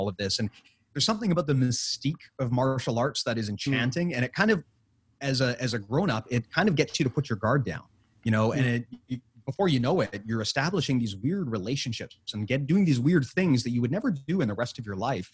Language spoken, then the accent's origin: English; Canada; being a Canadian